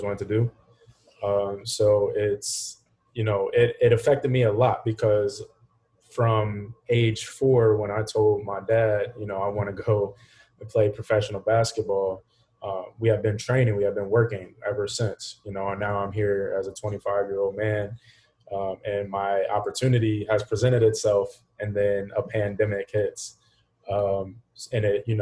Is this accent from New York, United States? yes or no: no; Hagerstown, Maryland, United States; moved away as an adult; now in Florida, United States; back here in the States, from Hagerstown, Maryland